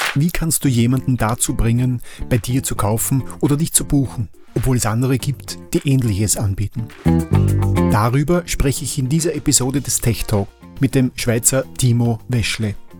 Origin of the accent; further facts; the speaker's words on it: Vienna, Austria; ich bin Wiener